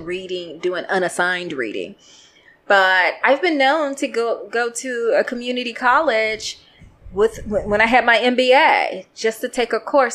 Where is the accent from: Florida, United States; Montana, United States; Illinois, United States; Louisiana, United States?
Illinois, United States; Chicago; moved away as an adult; I went to all girls Catholic high school in Chicago. I'm from Chicago